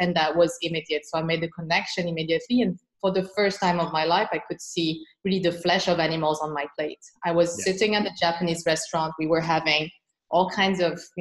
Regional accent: France; moved away as an adult; also born or lived in Beijing, China / Shanghai, China / Hong Kong; now in Singapore; I'm originally from France

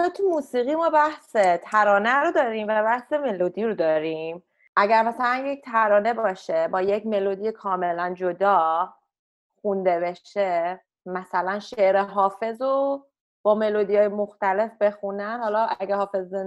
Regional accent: Iran; moved away; متاسفانه من ایرانی هستم

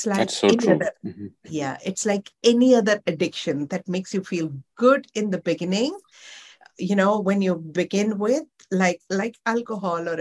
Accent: Mumbai, Maharashtra, India; moved away as an adult; also born or lived in Dharamshala; now in Ahmedabad, India; I'm born and brought up in Mumbai

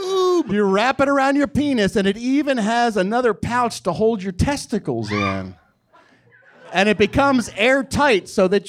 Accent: Philadelphia, Pennsylvania, United States; moved away; I'm from Philadelphia.

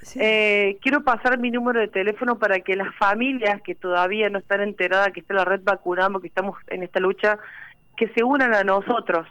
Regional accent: Villa María, Córdoba, Argentina; Yo soy de Villa María

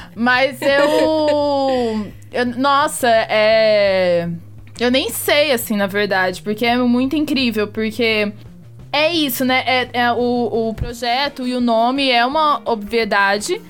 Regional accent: Fernandópolis, São Paulo, Brazil; moved away as an adult; now in São Paulo, Brazil; Lá na minha cidade, é uma cidade de 60 mil habitantes, é Fernandópolis, interior de São Paulo

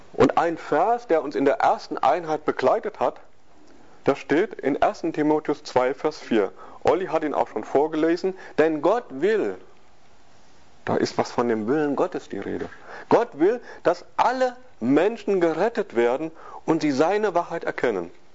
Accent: West Germany, Germany; wir sind Westdeutsche

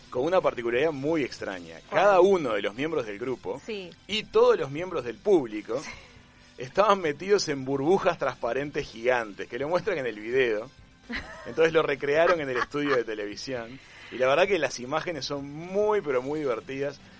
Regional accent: Argentina; yo soy argentina

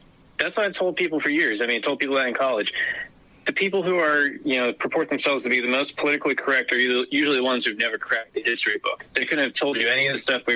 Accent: Maryland, United States; I grew up in Deep Blue, Maryland

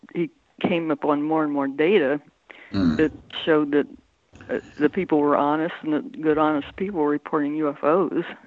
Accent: Central Ohio, United States; In Ohio, Central Ohio.

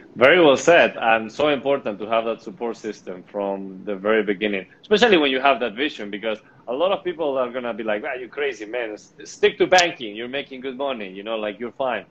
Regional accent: Spain; I'm from Spain

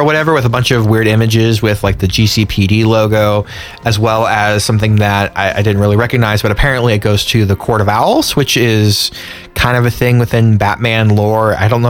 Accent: California, United States; Because I grew up in California.

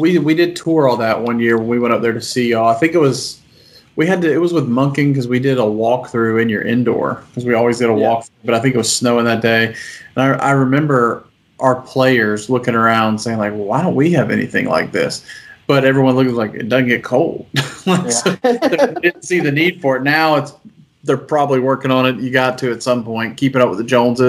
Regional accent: Statesboro, Georgia, United States; I was born and raised in Statesboro

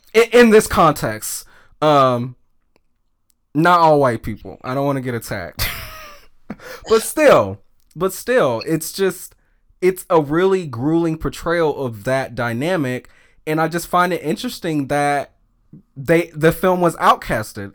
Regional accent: the South, United States; just being a feminine little black gay boy, um, growing up in the South.

